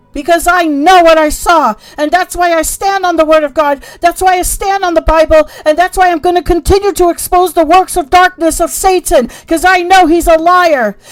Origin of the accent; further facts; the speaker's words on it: United States; who we are as American people